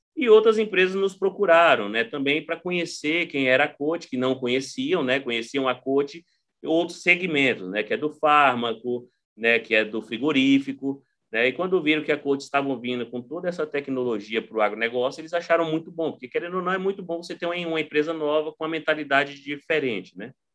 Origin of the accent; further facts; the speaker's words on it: Xinguara, Pará, Brazil; eu sou do sul do Pará, né? sou de uma cidade chamada Xinguara